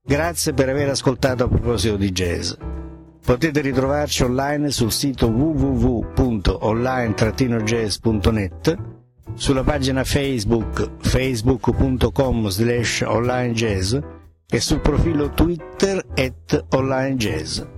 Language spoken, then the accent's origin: Italian; Italy; sono nato in Italia